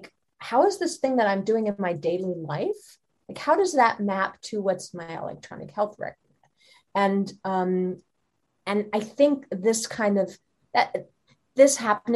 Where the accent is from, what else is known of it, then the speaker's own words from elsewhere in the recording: Germany; moved away; I'm originally from Germany and my husband is Swiss